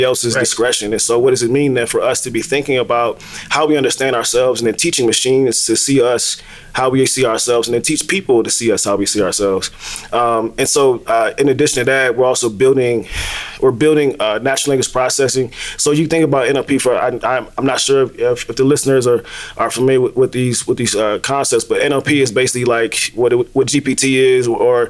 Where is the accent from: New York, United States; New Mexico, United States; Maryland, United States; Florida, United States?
Maryland, United States; DC area; I'm originally from the DMV. For those who don't know, grew up around DC. So when you say Maryland, they normally say Baltimore, and that's not where I'm from.